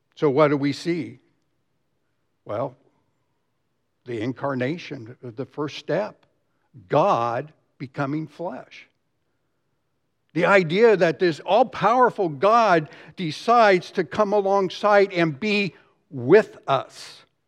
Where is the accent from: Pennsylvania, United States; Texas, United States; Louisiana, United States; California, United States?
Texas, United States; Dallas; I grew up here in Dallas